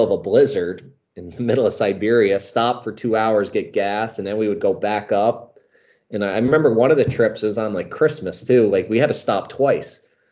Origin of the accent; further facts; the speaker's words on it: Albany, New York, United States; Albany, my hometown